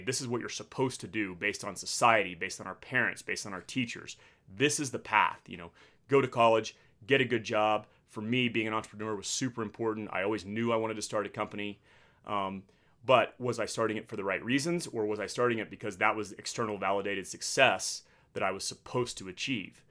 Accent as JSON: {"language": "English", "town": "Midland", "region": "Texas", "country": "United States", "tie": "born or raised there", "also_born_or_lived": "Annapolis, Maryland / Pensacola, Florida / Virginia Beach, Virginia / San Diego, California", "moved": "as an adult", "said": "I grew up in Midland, Texas, which is the oil and gas capital of the world"}